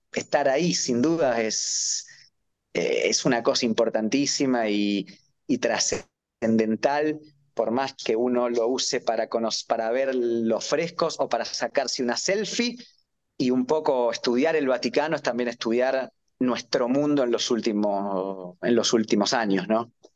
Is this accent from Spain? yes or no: no; Argentina; como argentino, es difícil que me pase eso en mi país